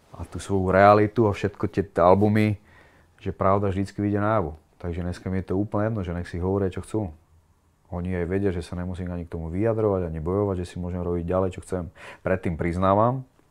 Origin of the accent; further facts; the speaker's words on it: Piešťany, Trnava Region, Slovakia; also born or lived in Kroměříž, Czech Republic; Narodil som sa teda v Kromiríži a moja mama sa rozviedla vlastne s Čechom, s tým môjim otcom biologickým a asi rok na to, nie, asi 4 roky na to si našla Slováka, ktorý tam bol na vojne. A on bol z Piešťan. A zobrali sa, presťahovali sa do Piešťan aj so mnou